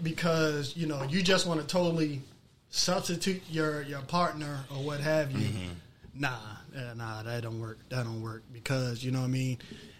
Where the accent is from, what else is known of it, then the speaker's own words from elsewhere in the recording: Anne Arundel County, Maryland, United States; I'm from Anne Arundel County, right? So we used to venture out to PG County from time to time.